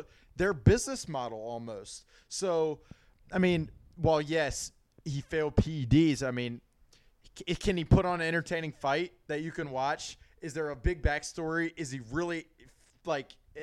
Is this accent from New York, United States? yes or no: no; Alabama, United States; I'm from Alabama